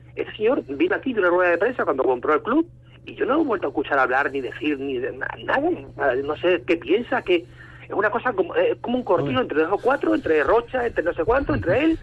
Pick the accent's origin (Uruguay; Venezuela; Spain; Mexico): Spain; Mérida, Extremadura; con mis futbolistas de mi tierra, de mi ciudad